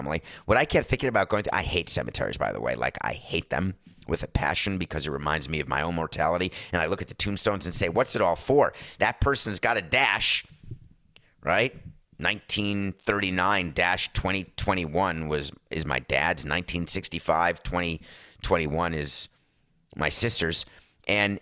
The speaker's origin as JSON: {"language": "English", "region": "New York", "country": "United States", "tie": "born or raised there", "said": "growing up in New York"}